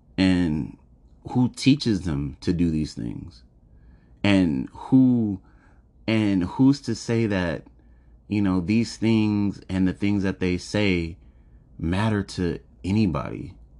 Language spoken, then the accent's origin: English; United States; I was born and raised in America